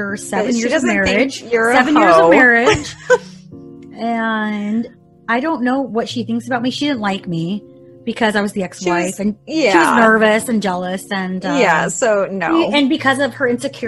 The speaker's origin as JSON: {"language": "English", "town": "Renton", "region": "Washington", "country": "United States", "tie": "born or raised there", "also_born_or_lived": "Kent, Washington", "said": "I am from Kent. I originally was born in Renton, raised half my life there, then moved to Kent, back and forth, actually, with my dad, Renton and back"}